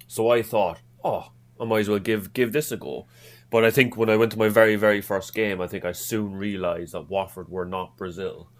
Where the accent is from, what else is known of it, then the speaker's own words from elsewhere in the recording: Cork, Munster, Ireland; accent: Irish; now in North East England, United Kingdom; I'm originally from, from Ireland, from Cork